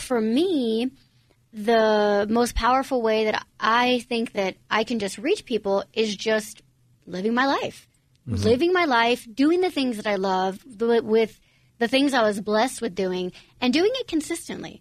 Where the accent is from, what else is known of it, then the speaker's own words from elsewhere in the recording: United States; my biological parents were born and raised in Romania. I was actually born in the States.